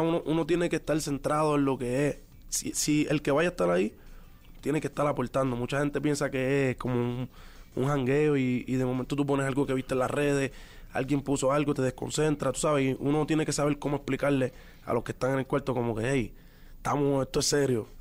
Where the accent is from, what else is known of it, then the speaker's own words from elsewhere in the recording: Puerto Rico; los boricuas somos